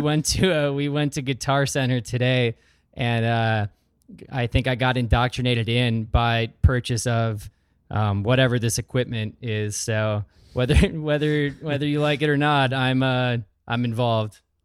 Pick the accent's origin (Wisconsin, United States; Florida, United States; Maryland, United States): Wisconsin, United States; Sheboygan; also born or lived in Wausau, Wisconsin; Most of my formative years were in the Sheboygan area